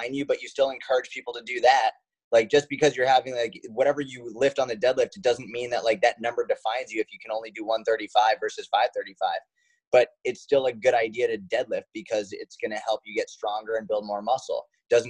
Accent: Boston, Massachusetts, United States; I grew up in Boston

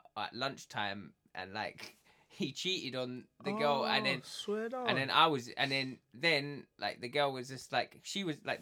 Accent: Essex, East of England, United Kingdom; I'm from Essex

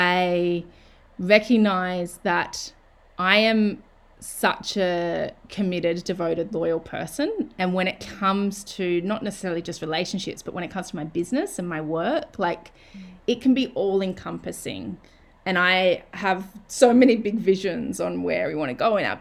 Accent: Australia; moved away as an adult; wanting to move back to Australia and my hometown

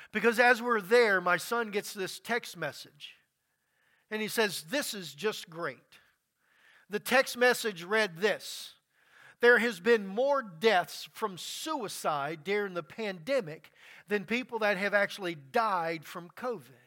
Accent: Louisiana, United States; moved away; Growing up in Louisiana, I have seen many storms and many floods come through

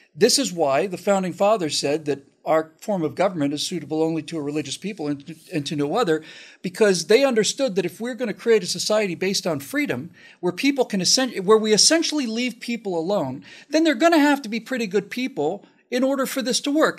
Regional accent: United States; an American kid growing up when I did

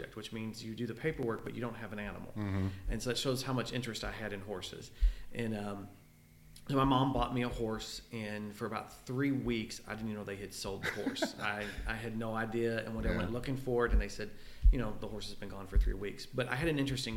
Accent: Louisville, Kentucky, United States; I'm from Louisville. I was very blessed to live out on the outskirts of town

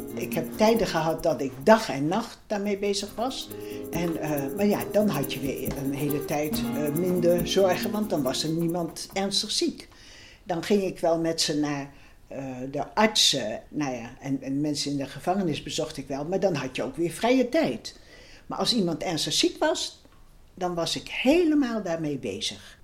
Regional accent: Ede, Gelderland, Netherlands; Ik ben geboren in Ede op 12 maart 1938

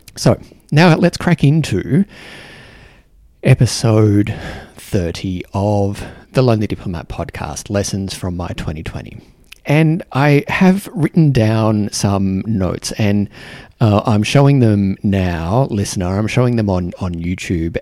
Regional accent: Australia; moved away as an adult; now in New Zealand; an Australian here in New Zealand

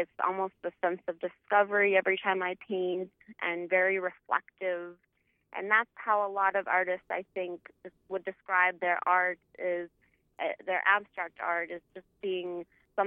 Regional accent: Stephen, Minnesota, United States; moved away as an adult; also born or lived in Milwaukee, Wisconsin; now in Nash, North Dakota, United States; I was born and raised in Stephen, Minnesota.

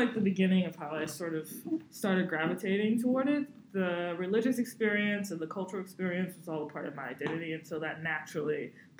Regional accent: New Orleans, Louisiana, United States; So I was born and raised in New Orleans. I grew up in a very unique Christian family. As a Christian, I grew up keeping things like Shabbat and things like kosher style and things like the holy days

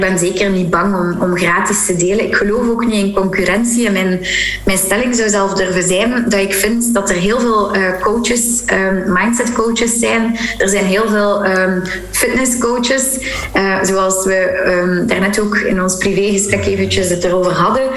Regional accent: Flanders, Belgium; als Vlaming

